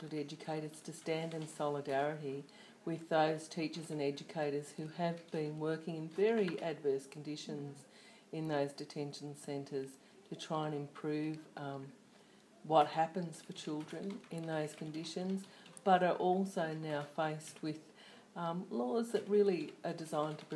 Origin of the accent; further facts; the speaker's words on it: Australia; as an Australian citizen